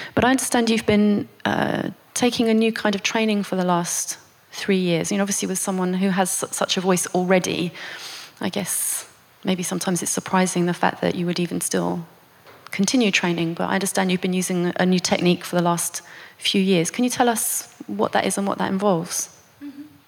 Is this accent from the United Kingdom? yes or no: yes; United Kingdom; as a British person